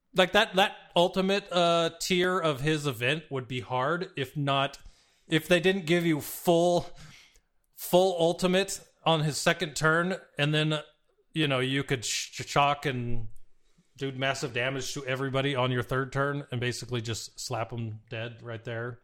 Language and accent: English; Arizona, United States; moved away; also born or lived in San Diego; growing up in Arizona